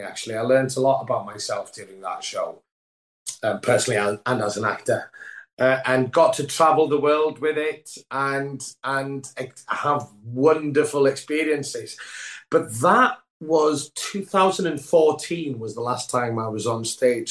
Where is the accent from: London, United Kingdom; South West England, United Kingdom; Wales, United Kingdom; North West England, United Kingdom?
Wales, United Kingdom; first language Welsh; English is a second language; moved away as an adult; my first language is Welsh